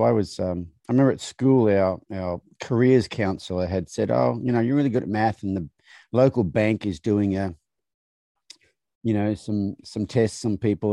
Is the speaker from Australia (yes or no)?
yes; Australia; moved away; growing up in Australia